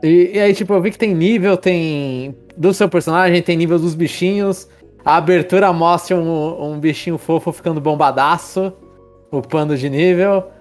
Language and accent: Portuguese; São Paulo, Brazil; a gente é de São Paulo